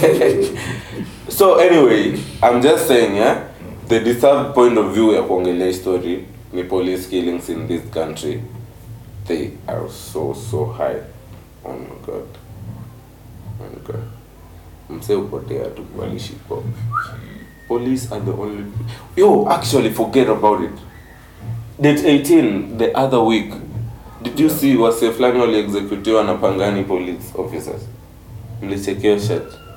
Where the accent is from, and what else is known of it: Kenya